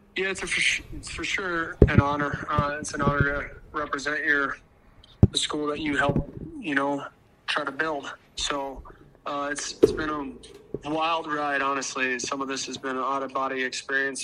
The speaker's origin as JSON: {"language": "English", "region": "Arizona", "country": "United States", "moved": "as an adult", "lives_now": "Brookings, United States", "said": "I'm from Arizona"}